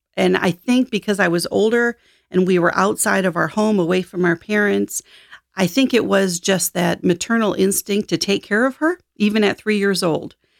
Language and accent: English; Michigan, United States; also born or lived in Detroit; I ended up adopted when I was eight as a single child in a farming town in Michigan, and had a great childhood